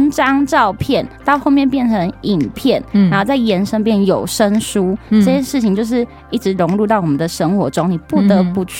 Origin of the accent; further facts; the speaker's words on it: Pingtung County, Taiwan; moved away; 屏东，我是屏东人。